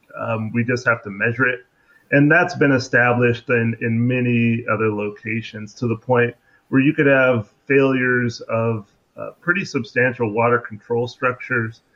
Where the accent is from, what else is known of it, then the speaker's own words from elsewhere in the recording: Seattle, Washington, United States; moved away; also born or lived in Louisiana; I grew up in Seattle